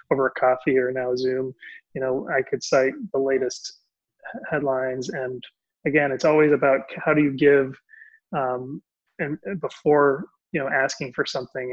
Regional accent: Puerto Rico; Puerto Rican, Latino, bilingual

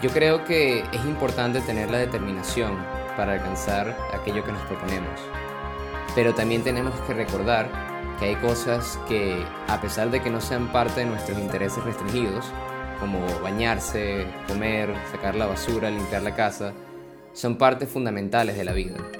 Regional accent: Caracas, Capital District, Venezuela; now in Berlin, Germany; Nací en Caracas, Venezuela y actualmente estudio y vivo en Berlín, Alemania

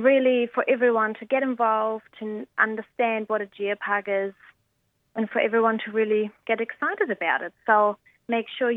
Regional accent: Germany; now in New Zealand; I'm from Germany

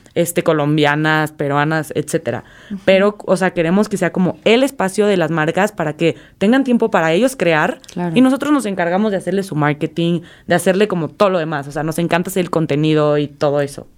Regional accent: Mexico; nosotros como mexicanos

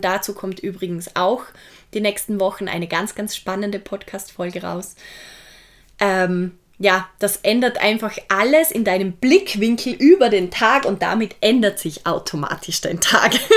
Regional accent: Vorarlberg, Austria; ich komme ja aus Vorarlberg

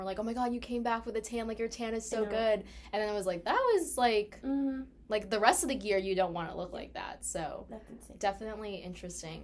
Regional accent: Malden, Massachusetts, United States; we're from Malden

